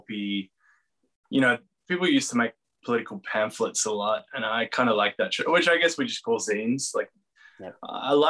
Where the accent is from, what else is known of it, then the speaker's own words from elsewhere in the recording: Geelong, Victoria, Australia; I grew up in Geelong